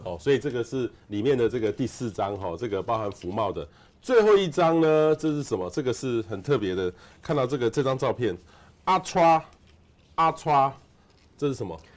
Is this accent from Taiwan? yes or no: yes; Hualien, Hualien County, Taiwan; 我小时候在花莲